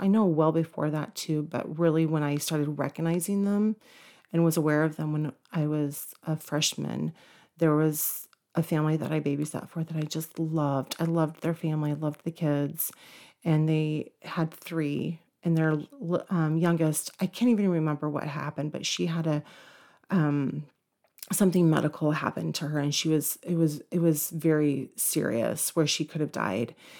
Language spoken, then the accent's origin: English; Cherokee County / Forsyth County, Georgia, United States; also born or lived in Woodstock, Georgia; when we moved to Cherokee County from Forsyth County, they actually had a swim team. So my junior year, I was on the swim team